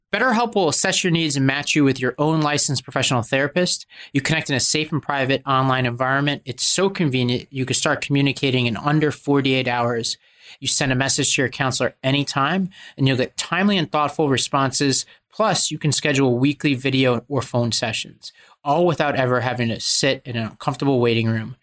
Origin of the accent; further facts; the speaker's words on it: United States; as an Indian American